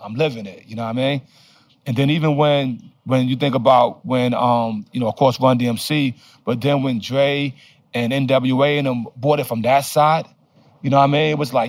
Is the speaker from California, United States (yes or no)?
no; Brownsville, New York, United States; And yeah, but I'm from Brownsville. Never ran, never will, yo.